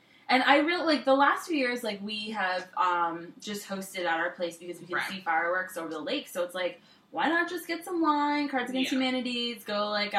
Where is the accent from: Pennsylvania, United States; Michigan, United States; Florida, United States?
Florida, United States; Orlando; I grew up in Orlando